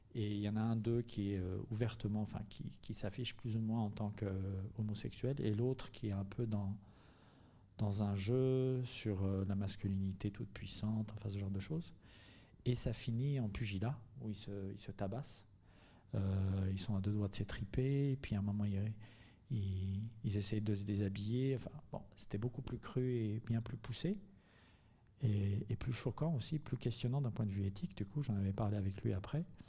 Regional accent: Algeria; moved away as an adult; now in Marseille, France; je suis venu à Marseille il y a vingt-cinq ans, donc j'étais en Algérie, j'ai grandi en Algérie, j'y suis né en grande partie, euh, j'y ai grandi

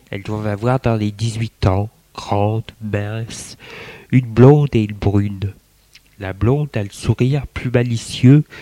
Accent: Lyon, Auvergne-Rhône-Alpes, France; Moi, je suis lyonnaise. Je fais mon droit.

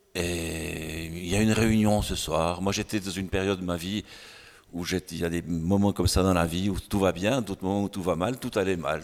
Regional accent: near Lausanne, Vaud, Switzerland; chez nous à Puy, à côté de Lausanne

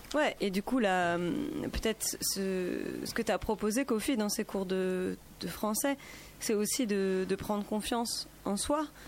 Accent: Paris, Île-de-France, France; moved away as an adult; now in Grenoble, France; je suis pas originaire de Grenoble, je suis originaire de Paris et accueillie dans cette ville depuis quelques années

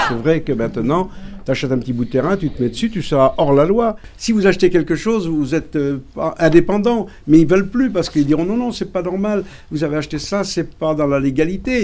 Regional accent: France; depuis le 15e siècle pratiquement, je pense que nous sommes français

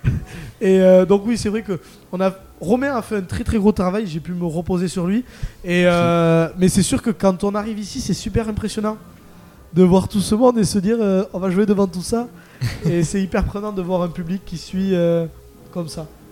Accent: Landes, Nouvelle-Aquitaine, France; je viens des Landes, donc euh, sur, AR sur Adour

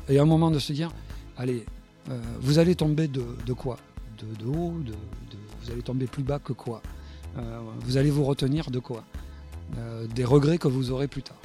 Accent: Bordeaux, Nouvelle-Aquitaine, France; je suis né à Bordeaux. J'aime bien dire que je suis gascon.

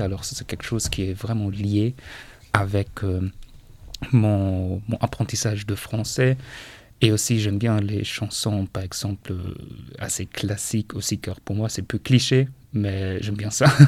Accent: Eutin, Schleswig-Holstein, Germany; French is a second language; moved away as an adult; also born or lived in Osnabrück; now in Châteaulin, France; Moi je viens d'Allemagne du nord d'une petite ville qui s'appelle Leutin et cette ville se trouve euh, euh, presque auprès de la mer Baltique. C'est dans la région de Schleswig-Holstein

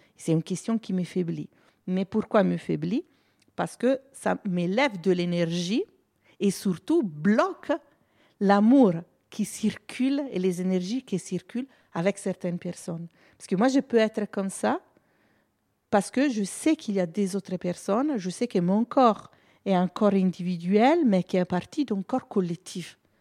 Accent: Italy; French is a second language; now in France; je suis italienne

